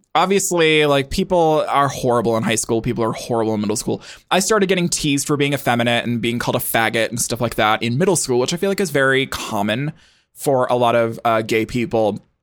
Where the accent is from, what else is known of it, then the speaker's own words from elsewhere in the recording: Montana, United States; I grew up in Montana, which is a state